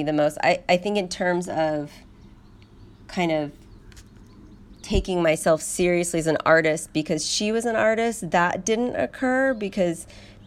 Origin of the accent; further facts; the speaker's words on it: San Luis Obispo, California, United States; now in Los Angeles, United States; I'm from L.A. originally. I was born in L.A., but mainly I was raised in San Luis Obispo